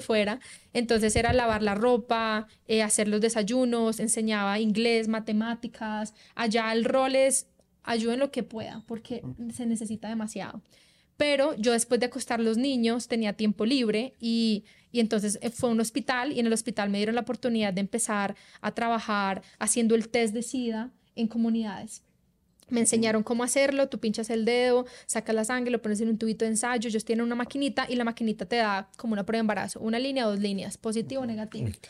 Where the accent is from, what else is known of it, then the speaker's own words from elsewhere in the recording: Colombia; moved away as an adult; also born or lived in Australia; uno viene de Colombia donde la mayoría, el promedio de personas no empieza a trabajar hasta que tú te gradúes